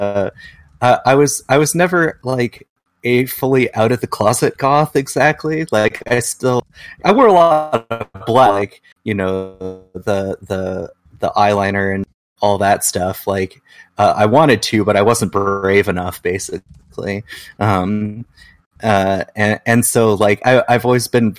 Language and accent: English; Washington, United States; also born or lived in Olympia, Washington / Seattle, Washington; whenever I say I'm from Washington, people think I mean DC.